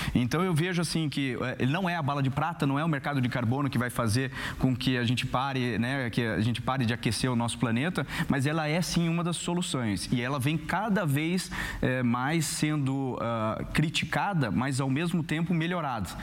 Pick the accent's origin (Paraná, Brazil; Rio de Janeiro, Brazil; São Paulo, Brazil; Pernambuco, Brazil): Paraná, Brazil; Curitiba; eu que sou lá de Curitiba